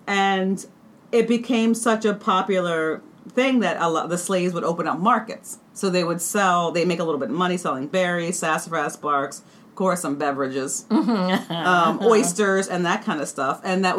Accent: Maryland, United States; I'm from Maryland, and we have the Eastern Shore.

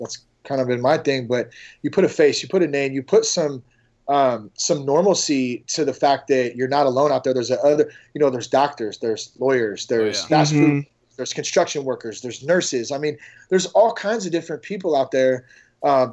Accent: Vacaville, California, United States; my hometown of Vacaville

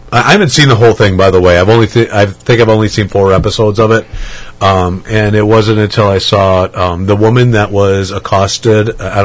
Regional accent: Manitowoc, Wisconsin, United States; now in Madison, United States; About 45 minutes south of Green Bay in a town called Manitowoc.

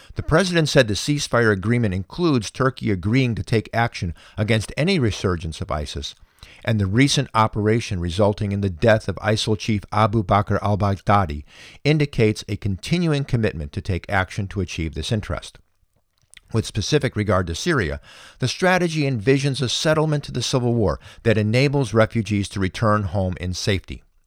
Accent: United States; we as American citizens

